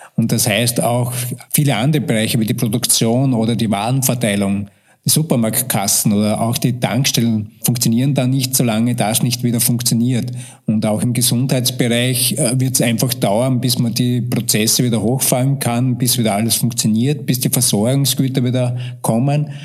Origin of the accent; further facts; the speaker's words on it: Austria; bei uns in Österreich